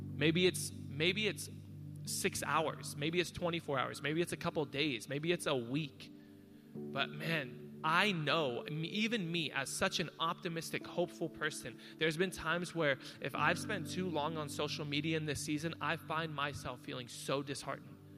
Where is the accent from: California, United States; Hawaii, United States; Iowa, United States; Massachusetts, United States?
Hawaii, United States; I'm Hawaiian